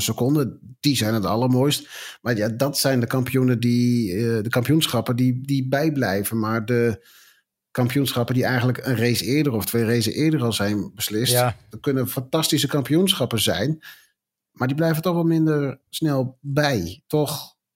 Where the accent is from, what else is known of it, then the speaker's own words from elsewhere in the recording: Netherlands; wij als Nederlanders